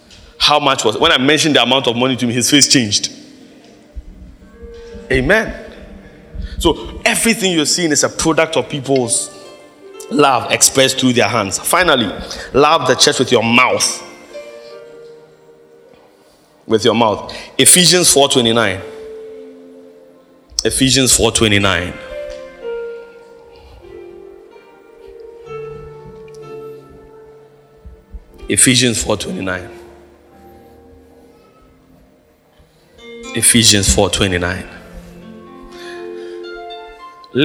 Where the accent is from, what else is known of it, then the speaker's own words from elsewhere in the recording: Accra, Greater Accra, Ghana; growing up in Mamprobi